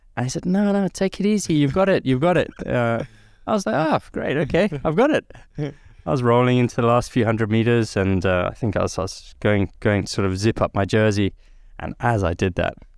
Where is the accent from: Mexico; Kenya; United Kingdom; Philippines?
Kenya; Nairobi; lucky, I guess, with my upbringing in Nairobi in Kenya. I'd always been born as a Brit. I knew my family was British. I was a British kid growing up in Africa.